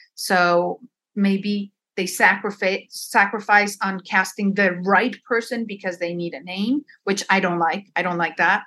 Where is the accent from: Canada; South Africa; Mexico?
Mexico; Mexico City; first language Spanish; English is a second language; moved away; I'm a Chilanga, yes. Born and raised in Mexico City.